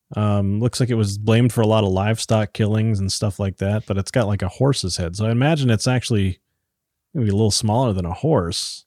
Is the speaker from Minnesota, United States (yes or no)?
yes; Iron Range, Minnesota, United States; moved away; I grew up on the Iron Range